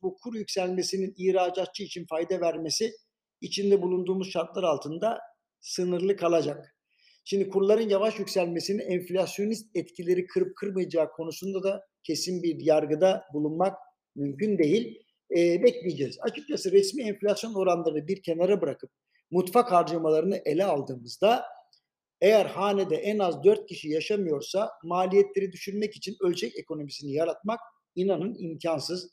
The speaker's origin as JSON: {"language": "Turkish", "region": "Istanbul", "country": "Turkey", "tie": "born or raised there", "said": "doğup büyüdüğüm yer olan Beşiktaş ve Şişli bölgesi"}